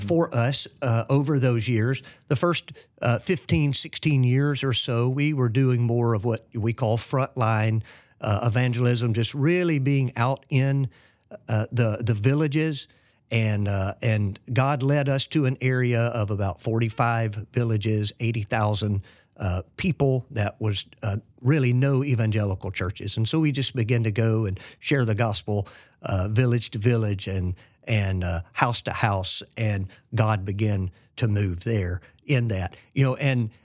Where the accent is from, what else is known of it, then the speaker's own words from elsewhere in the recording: Fort Payne, Alabama, United States; moved away as an adult; also born or lived in New Orleans / Philippines; we're from Fort Payne, Alabama